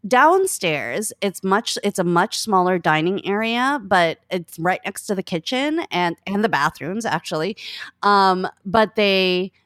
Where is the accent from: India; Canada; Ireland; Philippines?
Philippines; now in New York, United States; We're both Filipino. He has a very wicked, wonderful sense of humor, and his family. I'm in New York